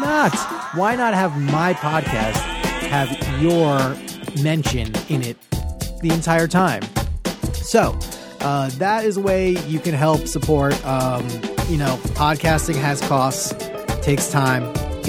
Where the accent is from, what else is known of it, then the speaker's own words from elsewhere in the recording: Long Island, New York, United States; Neither. And I'm from Long Island, so that's, we're lucky people.